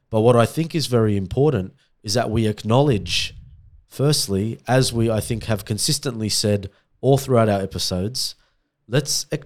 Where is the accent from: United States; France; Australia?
Australia; I'm Australian.